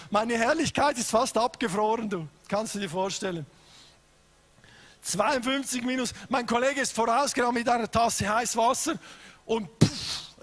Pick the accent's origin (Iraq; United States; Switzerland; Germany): Switzerland; ich komme aus der Schweiz, bin verheiratet mit der besten Frau auf dem Planet seit 27 Jahren.